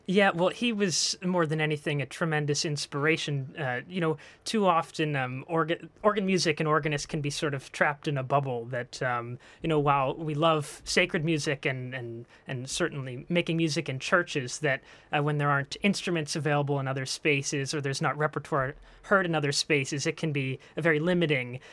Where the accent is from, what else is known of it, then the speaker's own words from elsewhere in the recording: Franklin Park, Pennsylvania, United States; moved away; I'm actually a native of the area. I grew up in Franklin Park